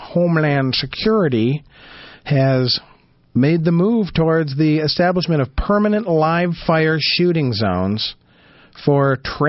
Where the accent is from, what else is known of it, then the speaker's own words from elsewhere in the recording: Michigan, United States; as a guy who was born and raised in Michigan, I've been to a few places around the world. I still think Michigan's the coolest place to live. I love it here.